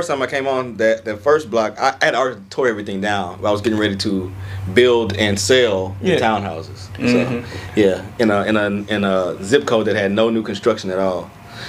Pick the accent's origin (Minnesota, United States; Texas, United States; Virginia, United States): Texas, United States; Port Arthur; also born or lived in Lake Charles, Louisiana; now in Houston, United States; So I was born in Lake Charles, Louisiana. Mm-hmm. Grew up in Port Arthur, Texas. Mm-hmm. But I spent like 8-9 years in each. So been in Houston since 2008.